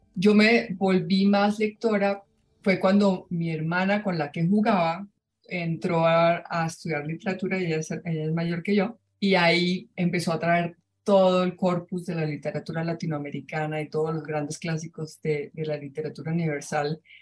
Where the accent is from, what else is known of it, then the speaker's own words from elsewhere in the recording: Colombia; en mi país, en Colombia